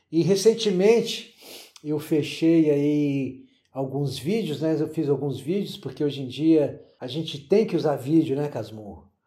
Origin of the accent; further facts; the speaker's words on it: Brasília, Federal District, Brazil; eu vim de Brasília, eu não sabia o que, eu tinha na mão.